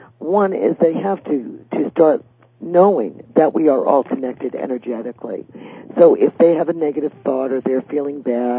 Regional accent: Staten Island, New York, United States; So, well, I grew up by the Staten Island Ferry Terminal.

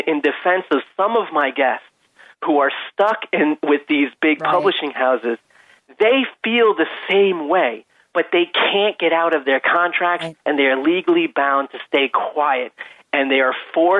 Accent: Long Island, New York, United States; I'm a dude from Long Island

